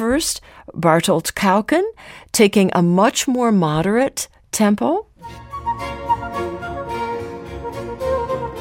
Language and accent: English; Ithaca, New York, United States; I grew up in Ithaca, New York